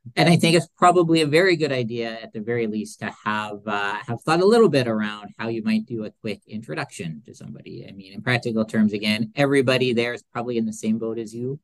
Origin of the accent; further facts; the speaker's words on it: Edmonton, Alberta, Canada; being from Edmonton